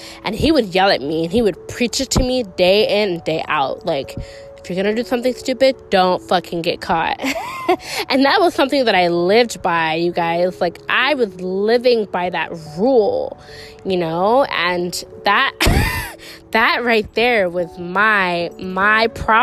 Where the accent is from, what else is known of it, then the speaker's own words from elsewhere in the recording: Chicago, Illinois, United States; I'm from Chicago.